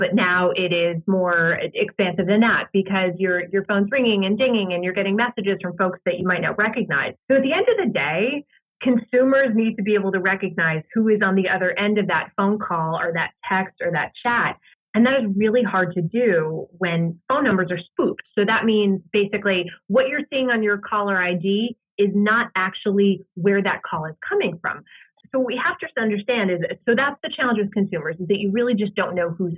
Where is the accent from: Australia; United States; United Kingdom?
United States; New Jersey; I am from New Jersey